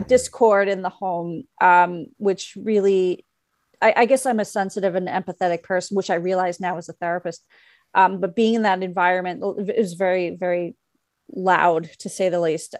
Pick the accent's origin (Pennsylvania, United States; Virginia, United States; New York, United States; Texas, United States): New York, United States; New York City; also born or lived in Bloomington, Indiana; my mother lives in the area where I grew up. I grew up on Bayside